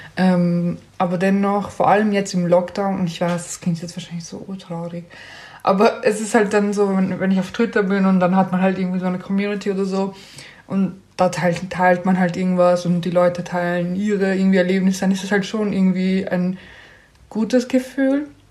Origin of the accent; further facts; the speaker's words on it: Austria; bei uns in Österreich